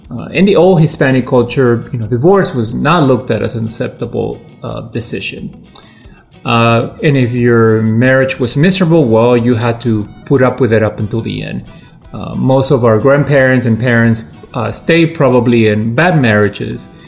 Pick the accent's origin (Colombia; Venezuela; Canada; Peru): Peru; now in Washington, United States; I'm a creative professional living in the uh, Washington, D.C. Uh, area. I'm originally from Peru, but I have lived in this area for most of my life.